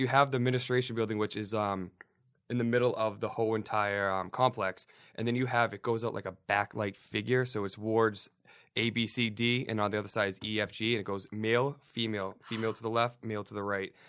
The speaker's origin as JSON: {"language": "English", "town": "Somerville", "region": "Massachusetts", "country": "United States", "tie": "born or raised there", "said": "I grew up in Somerville"}